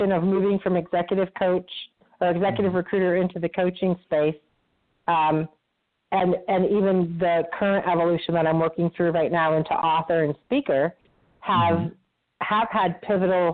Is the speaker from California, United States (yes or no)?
no; Vermont, United States; I grew up in Vermont